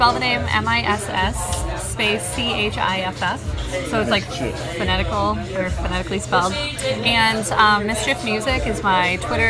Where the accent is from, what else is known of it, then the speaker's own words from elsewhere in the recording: upstate New York, United States; now in Chicago, United States; Originally, upstate New York.